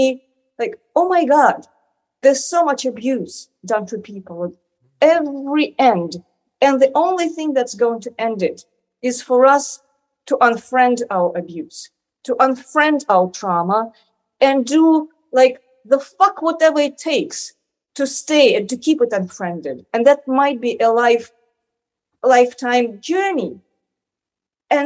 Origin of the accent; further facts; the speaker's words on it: Moscow, Russia; I grew up in Moscow